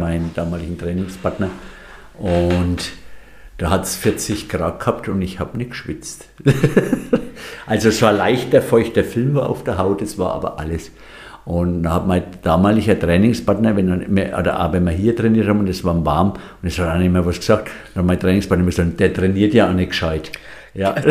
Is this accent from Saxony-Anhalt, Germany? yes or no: no; Franconia, Bavaria, Germany; moved away as an adult; also born or lived in Munich / Bamberg; now in Ortenau, Germany; ich bin Franke